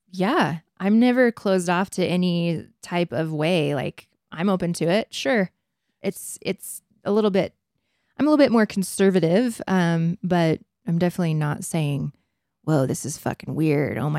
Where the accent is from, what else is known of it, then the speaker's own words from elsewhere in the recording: Provo, Utah, United States; I grew up in Provo.